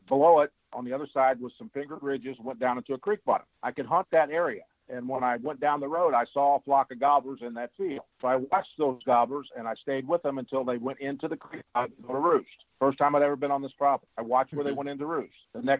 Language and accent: English; the Ozarks, United States; me growing up in the Ozarks